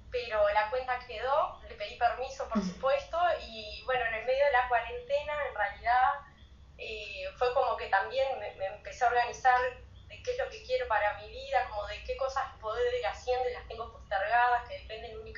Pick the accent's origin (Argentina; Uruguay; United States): Uruguay; Rocha; also born or lived in Montevideo, Uruguay; eh, soy de Rocha, Uruguay, tengo 32 abriles